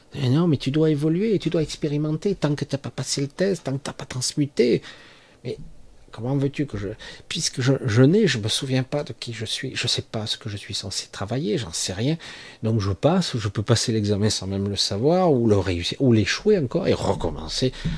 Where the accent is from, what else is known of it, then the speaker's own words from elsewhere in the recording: France; en tant que Français